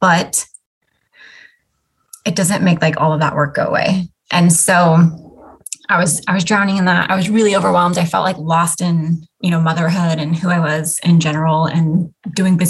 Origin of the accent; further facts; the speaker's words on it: Alaska, United States; moved away as an adult; also born or lived in Florida; My husband and I grew up in Alaska. That's where we were born and raised